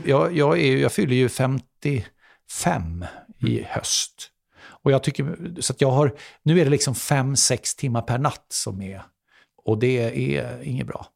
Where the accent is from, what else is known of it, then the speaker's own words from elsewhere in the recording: Sweden; som svensk